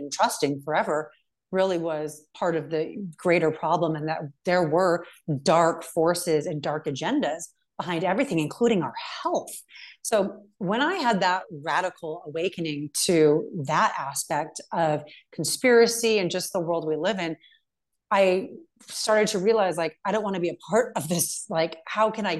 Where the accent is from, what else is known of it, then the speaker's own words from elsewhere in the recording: California, United States; moved away as an adult; now in Montana, United States; I'm from California, but I just moved to Montana